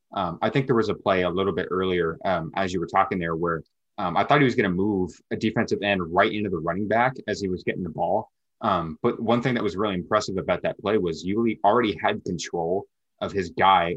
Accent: Lacey, Washington, United States; now in Yelm, United States; me being a Washington guy, um, I'm from Lacey and I live in Yelm

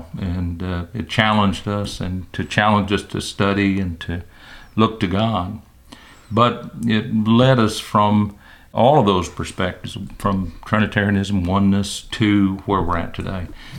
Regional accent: Michigan, United States; I grew up in Michigan

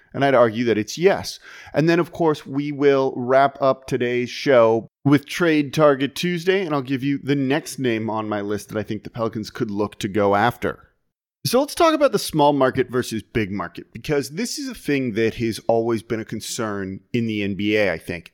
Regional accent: Los Angeles, California, United States; now in New Orleans, United States; I'm from Los Angeles originally

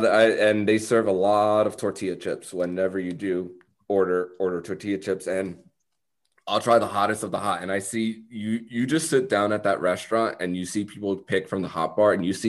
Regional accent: Miami-Dade County, Florida, United States; now in Orlando, United States; There's none in Dade. I grew up in Dade, and there's never Tijuana Flats there, at least to my knowledge, when I lived there.

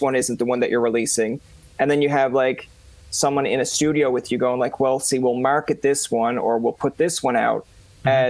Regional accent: Newfoundland and Labrador, Canada; I'm a Newfoundlander myself

